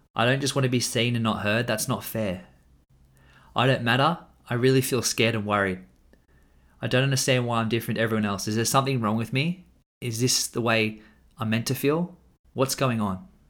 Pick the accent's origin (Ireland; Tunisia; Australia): Australia; I'm an Australian man